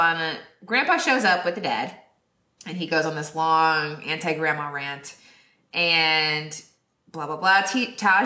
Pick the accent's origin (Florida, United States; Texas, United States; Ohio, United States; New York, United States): Texas, United States; moved away; I'm a Texan